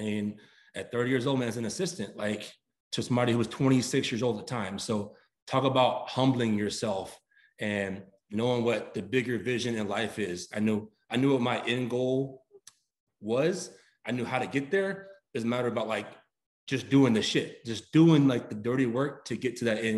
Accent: Fort Worth, Texas, United States; also born or lived in Atlanta, Georgia; I grew up here in DFW, more so Fort Worth, Texas

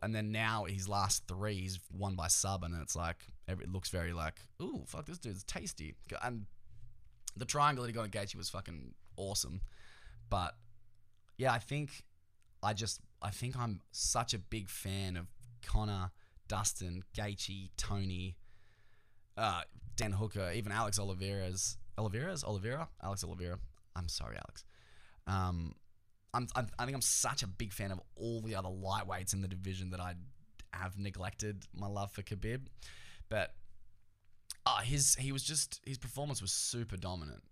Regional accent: Australia; we're like Australian

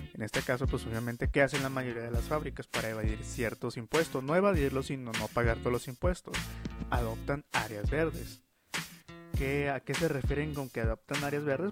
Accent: Mexico; como mexicanos

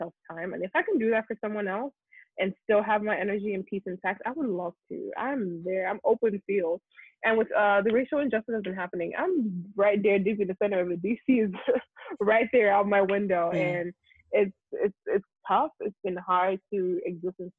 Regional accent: Nigeria; first language Yoruba; English is a second language; moved away as an adult; now in United States; being Nigerian

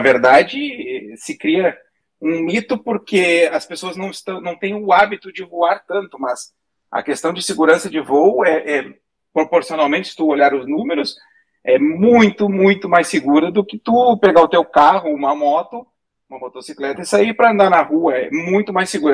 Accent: Rio Grande do Sul, Brazil; moved away as an adult; now in United States; A gente fala guri porque somos gaúchos

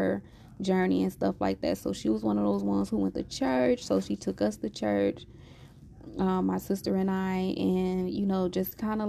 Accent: Louisiana, United States; I'm from Louisiana

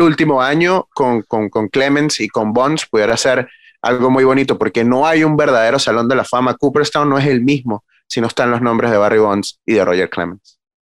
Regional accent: Venezuela; como venezolano

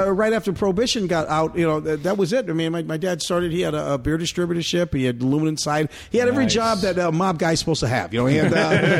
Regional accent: Des Moines, Iowa, United States; moved away; also born or lived in Chicago; I grew up in Des Moines, Iowa.

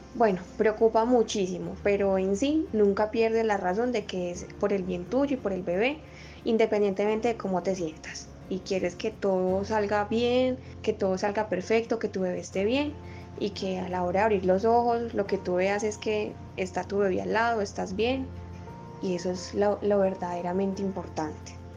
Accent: Medellín, Antioquia, Colombia; soy de la ciudad de Medellín

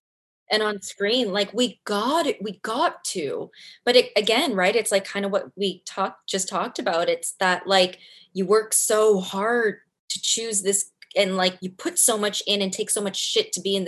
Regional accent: Canada; Four seasons.

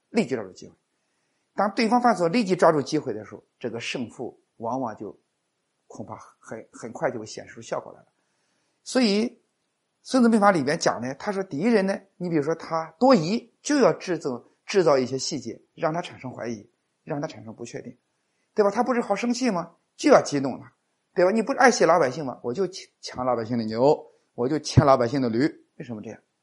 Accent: China; 我们作为中国人

